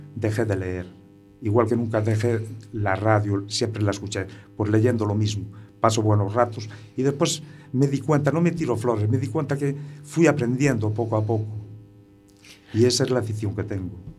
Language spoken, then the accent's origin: Spanish; Muros, Galicia, Spain; allí en un pueblo pequeño que soy de, que soy de Muros